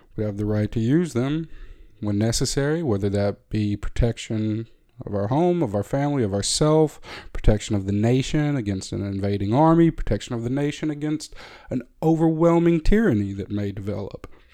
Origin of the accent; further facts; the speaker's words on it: United States; as an American